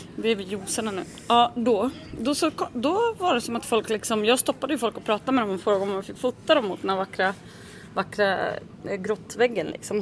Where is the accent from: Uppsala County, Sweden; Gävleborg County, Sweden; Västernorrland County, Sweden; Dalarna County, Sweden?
Dalarna County, Sweden; Leksand; det är ju min hemort